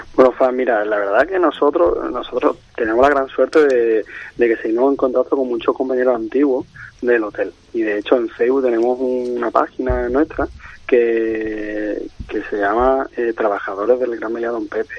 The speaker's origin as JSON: {"language": "Spanish", "town": "Málaga", "region": "Andalusia", "country": "Spain", "moved": "yes", "said": "yo digo que soy andaluz malagueño"}